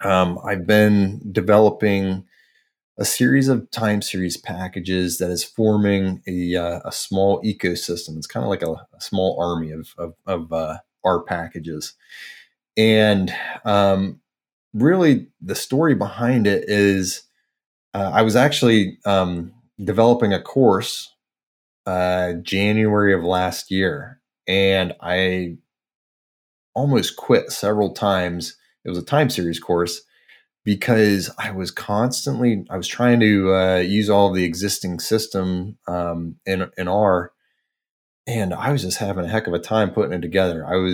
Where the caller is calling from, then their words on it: State College, Pennsylvania, United States; Sunny State College, Pennsylvania.